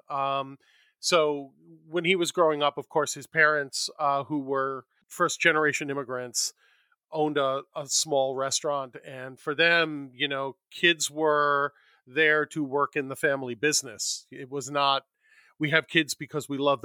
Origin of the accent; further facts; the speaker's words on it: New York, United States; moved away as an adult; now in Los Angeles, United States; I was born and raised in New York